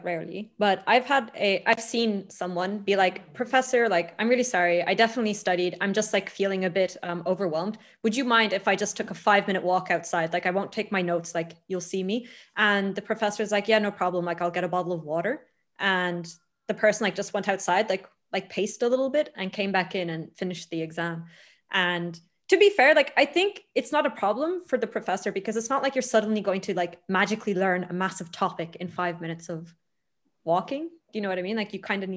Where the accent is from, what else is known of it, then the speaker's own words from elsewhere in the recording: Ireland; moved away as an adult; now in Italy; I'm from Ireland.